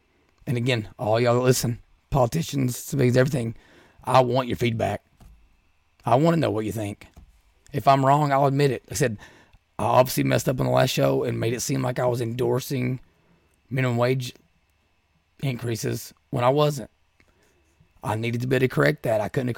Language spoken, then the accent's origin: English; Appalachia, United States; Growing up in Appalachia, I can hear it now.